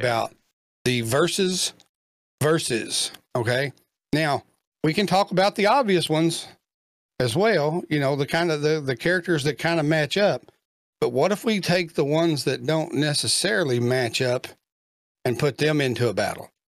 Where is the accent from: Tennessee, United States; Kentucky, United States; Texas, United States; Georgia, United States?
Kentucky, United States; he's from my home state